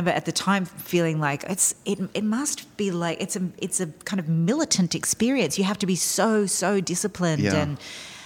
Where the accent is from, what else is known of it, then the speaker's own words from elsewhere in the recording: outside of Sydney, New South Wales, Australia; moved away as an adult; also born or lived in New York; I grew up outside of Sydney